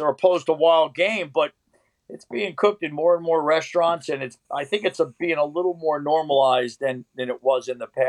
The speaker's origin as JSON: {"language": "English", "town": "New York City", "region": "New York", "country": "United States", "tie": "born or raised there", "moved": "yes", "lives_now": "Pennsylvania, United States", "said": "I grew up in New York City"}